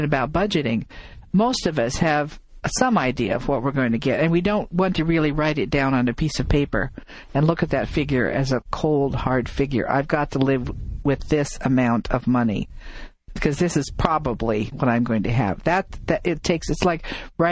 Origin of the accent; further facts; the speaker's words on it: Midwest, United States; moved away; I come from the Midwest